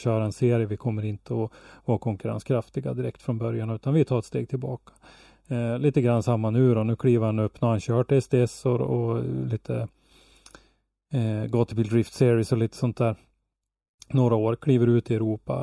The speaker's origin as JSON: {"language": "Swedish", "country": "Sweden"}